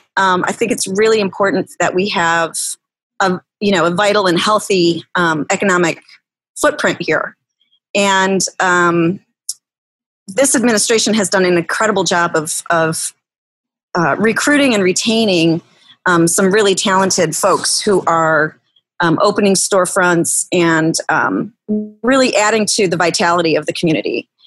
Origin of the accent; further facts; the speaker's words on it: River Forest, Illinois, United States; now in Riverside, United States; I grew up in River Forest.